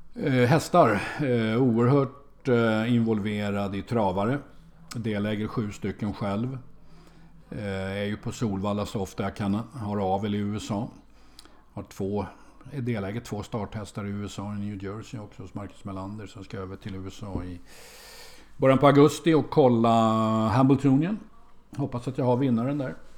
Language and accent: Swedish; Sweden; som svensk